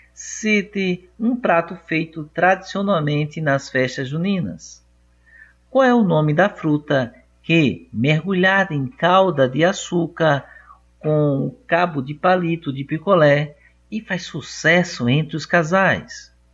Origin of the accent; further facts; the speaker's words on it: Brazil; nós nascemos no Brasil